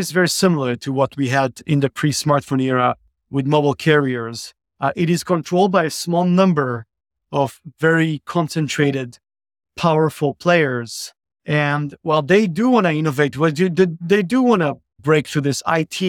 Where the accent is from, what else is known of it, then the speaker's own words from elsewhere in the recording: Israel; So I grew up in Israel, started a few companies back early on after my university time.